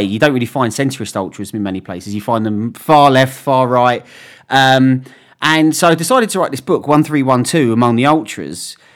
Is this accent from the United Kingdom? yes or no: yes; England, United Kingdom; I was from England and I was a West Ham fan